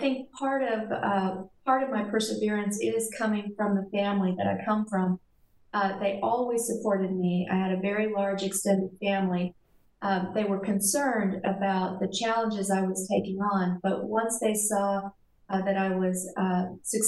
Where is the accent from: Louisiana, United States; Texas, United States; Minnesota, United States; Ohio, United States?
Texas, United States; South; I grew up in South Texas on the Mexican border with a very traditional Mexican-American family